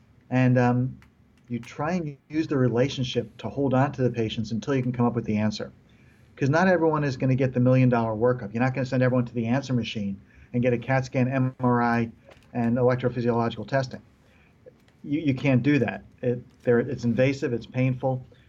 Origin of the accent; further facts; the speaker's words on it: New York, United States; also born or lived in Israel; I came from New York, finished elementary school in Israel.